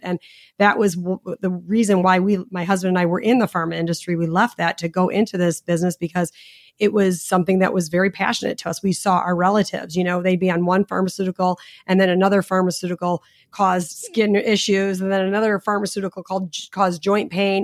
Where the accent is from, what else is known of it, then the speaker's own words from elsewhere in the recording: Chicago, Illinois, United States; I'm from Chicago